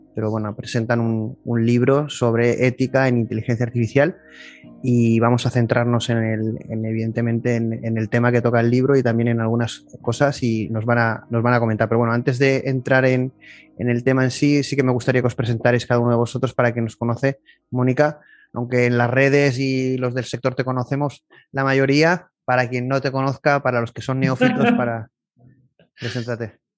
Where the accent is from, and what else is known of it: Spain